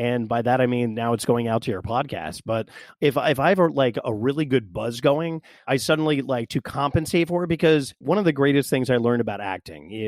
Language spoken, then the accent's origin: English; West Virginia, United States; born and raised in West Virginia